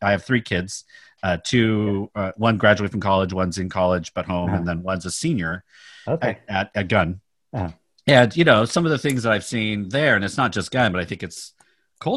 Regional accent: Stockton, California, United States; also born or lived in Sacramento / San Francisco; now in Palo Alto, United States; I grew up in Sacramento and Stockton, mm-hmm. and grew up in Stockton, was on the side of the tracks

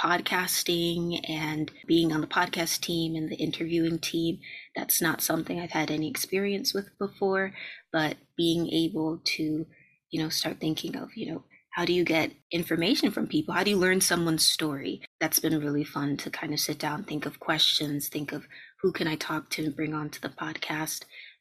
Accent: Jamaica; I'm also interested in tropical medicine, and I am Jamaican as well

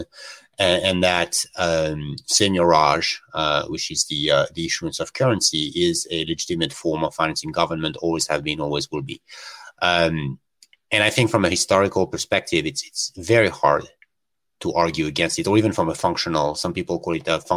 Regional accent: France; moved away as an adult; I come from Europe

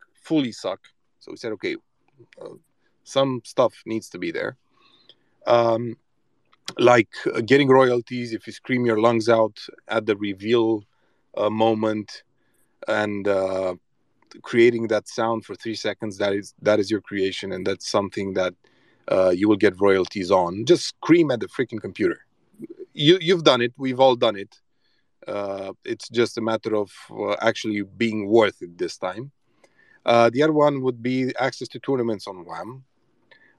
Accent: Transylvania, Romania; we're from Transylvania

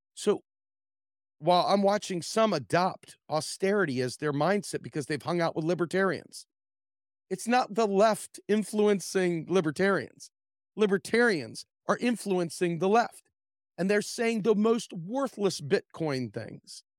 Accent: Washington, District of Columbia, United States; I grew up in the Washington, D C area

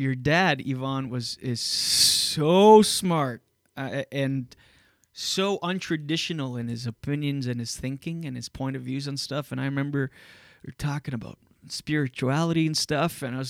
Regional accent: Skiduk, New Brunswick, Canada; moved away; also born or lived in Wakefield; where I grew up on Dion Road in Skiduk, New Brunswick

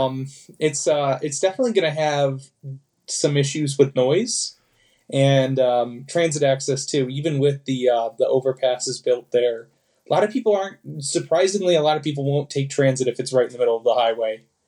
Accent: Chicago suburbs, Illinois, United States; I grew up in the Chicago suburbs

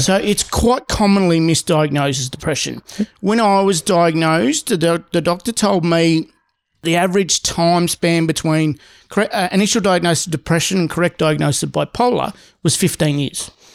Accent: Seymour, Victoria, Australia; also born or lived in Darwin / Sydney; I grew up in a very small town my dad was really well known and popular

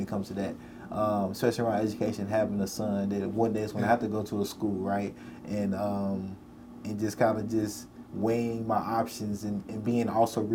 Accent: Nashville, Tennessee, United States; as a Black person growing up in Nashville

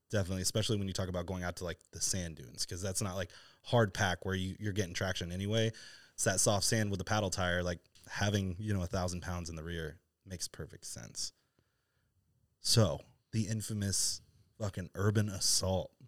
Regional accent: East Coast, United States; now in Southern California, United States; I, I grew up on the East Coast

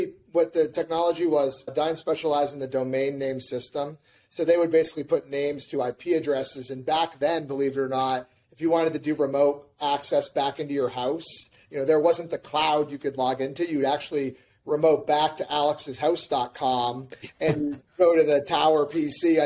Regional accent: New Hampshire, United States; moved away as an adult; also born or lived in California / San Diego; I moved back home to my home state in New Hampshire.

